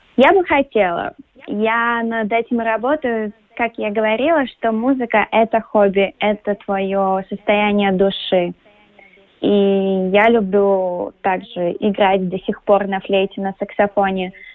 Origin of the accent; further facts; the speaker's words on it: Latvia; also born or lived in New York; Я родилась в Латвии, я уважаю наш язык, нашу культуру.